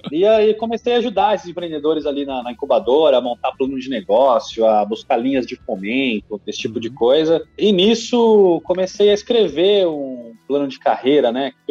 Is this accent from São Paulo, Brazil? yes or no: yes; Lins, São Paulo, Brazil; eu sou de Lins, uma cidadezinha no interior de São Paulo, Lins. e fui fazer economia em Londrina